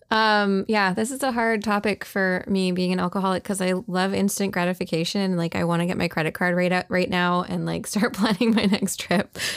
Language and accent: English; Canada; accent: Canadian; my Canadian accent.